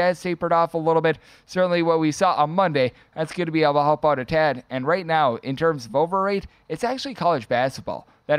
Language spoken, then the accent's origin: English; Wisconsin, United States; now in Las Vegas, United States; back in my home state of Wisconsin